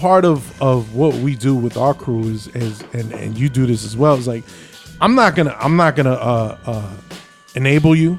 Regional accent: Avenel, New Jersey, United States; also born or lived in Port Reading, New Jersey; Since I grew up in Avenel, I chill with a lot of Rawway heads

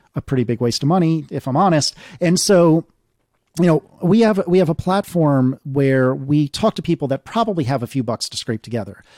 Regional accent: United States; as an American

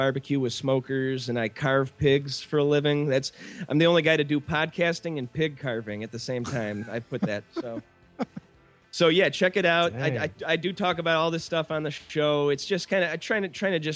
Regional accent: Chicago, Illinois, United States; accent: Chicago; my Chicago accent and my Irishness

